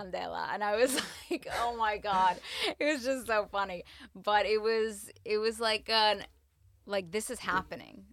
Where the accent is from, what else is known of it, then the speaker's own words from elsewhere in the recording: United States; I'm half Latin, I'm American